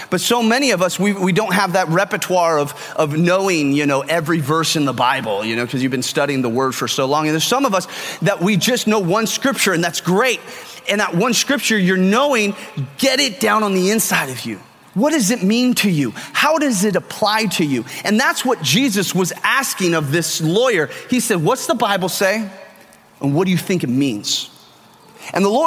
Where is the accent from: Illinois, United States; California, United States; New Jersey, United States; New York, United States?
California, United States; now in Texas, United States; I'm Californian. I think differently than most people because I'm from California